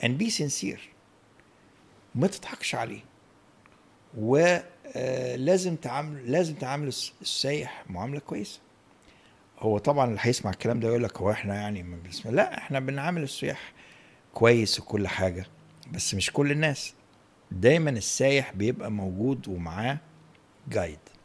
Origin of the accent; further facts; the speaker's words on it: Egypt; احنا هنا مصري